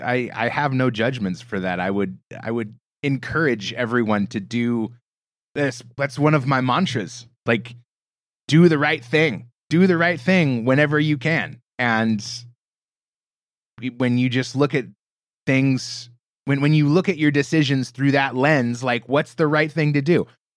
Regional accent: Portland, Oregon, United States; But I grew up in the Portland, Oregon area, west coast of the States, you know, sort of middle of the country.

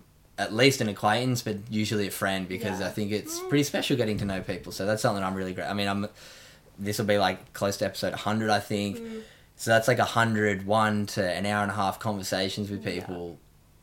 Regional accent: Australia; also being young Australian athletes, getting to represent the country.

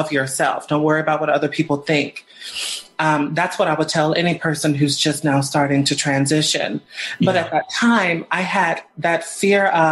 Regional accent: Sugar Land, Texas, United States; also born or lived in Houston, Texas; I'm from Texas. I was born in Houston, Texas, and I grew up in Richmond, Rosenberg, Sugarland

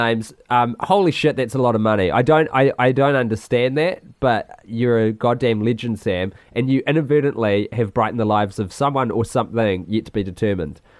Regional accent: Christchurch, Canterbury, New Zealand; born or raised there

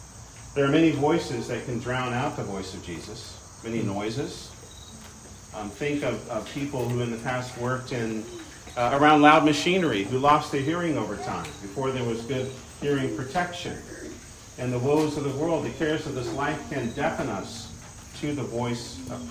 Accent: Pacific Northwest, United States; moved away; I come from the Pacific Northwest

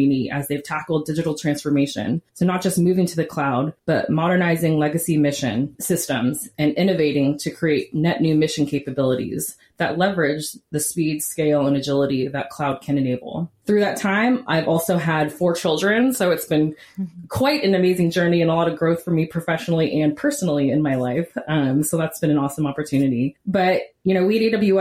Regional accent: Silicon Valley, California, United States; moved away as an adult; also born or lived in Houston, Texas; my hometown in the Silicon Valley in California

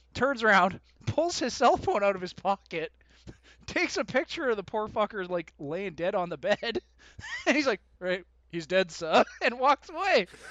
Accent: Winnipeg, Manitoba, Canada; born and raised Canadian fucking citizen, even though I was born in Winnipeg

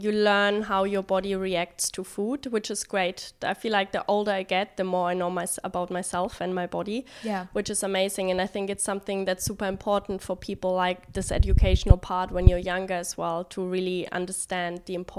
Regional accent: Germany; also born or lived in London, United Kingdom; now in China; In Germany.

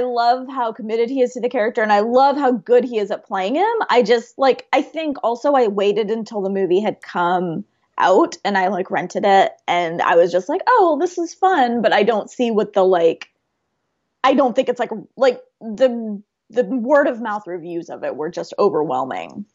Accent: Oklahoma, United States; growing up in, you know, Oklahoma

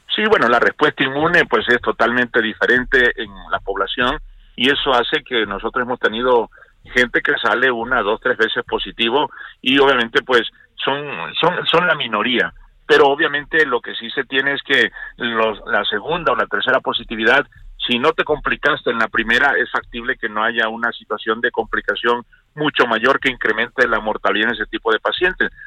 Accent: Mexico; nosotros somos México

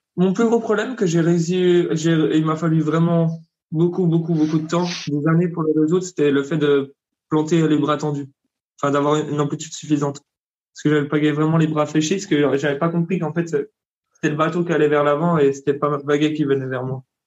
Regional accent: Bourgogne-Franche-Comté, France; moved away as an adult; also born or lived in South Africa / Hungary; Je suis de Franche-Comté

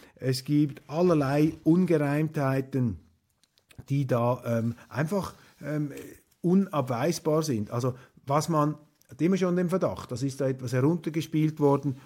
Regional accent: Switzerland; für mich als Schweizer

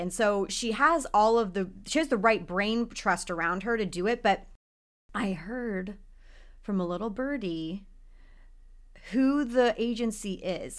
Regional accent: Texas, United States; now in Los Angeles, United States; I grew up in Texas

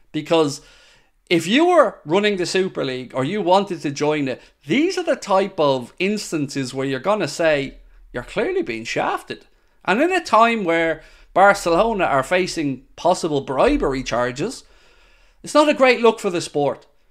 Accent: Ireland; I'm Irish, as you may be aware.

